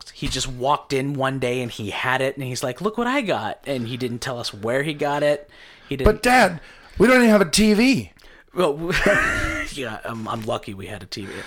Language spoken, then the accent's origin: English; Caldwell, Idaho, United States; I grew up in Caldwell.